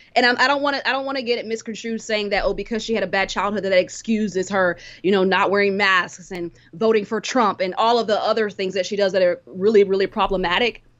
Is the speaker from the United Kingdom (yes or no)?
no; Cameroon; I'm from Cameroon